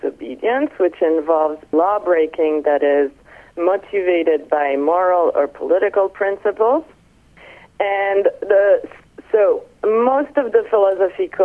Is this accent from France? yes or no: yes; Nice, Provence-Alpes-Côte d'Azur, France; moved away as an adult; also born or lived in Paris, France / Atlanta, United States / South Carolina, United States; now in Boston, United States; I'm French. I was born in Nice, and I studied philosophy in high school and then throughout my undergraduate